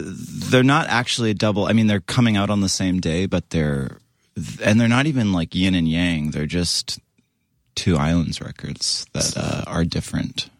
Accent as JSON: {"language": "English", "area": "Western Canada, near Vancouver", "region": "British Columbia", "country": "Canada", "tie": "born or raised there", "moved": "yes", "said": "I grew up in Canada, West Co-"}